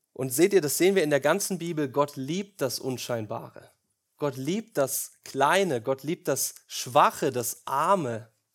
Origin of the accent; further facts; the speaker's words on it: Germany; wir Deutschen